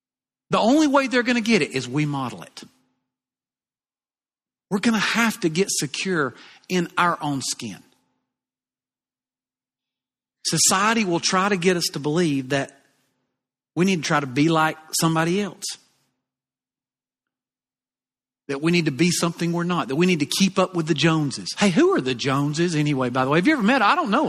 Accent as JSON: {"language": "English", "region": "the South", "country": "United States", "accent": "southern", "said": "And from time to time, you know, I'll get teased a little bit about my southern accent."}